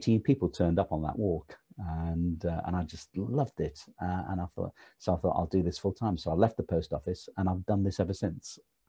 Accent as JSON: {"language": "English", "town": "Stoke-on-Trent", "region": "West Midlands", "country": "United Kingdom", "tie": "born or raised there", "moved": "as an adult", "lives_now": "London, United Kingdom", "said": "I was born and bred in Stoke-on-Trent, which was in the Midlands."}